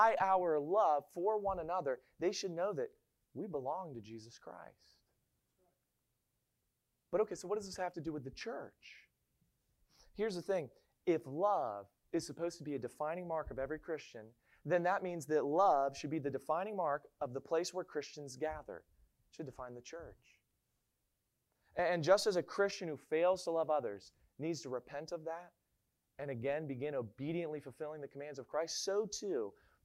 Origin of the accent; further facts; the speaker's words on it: Maryland, United States; moved away; I'm from Maryland. And in Maryland, we all say that we don't have an accent.